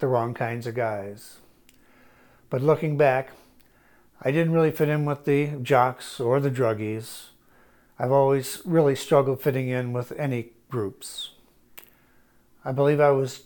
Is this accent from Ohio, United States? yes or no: no; Shrewsbury, Missouri, United States; I was raised in Shrewsbury, Missouri, and was the second oldest of four kids.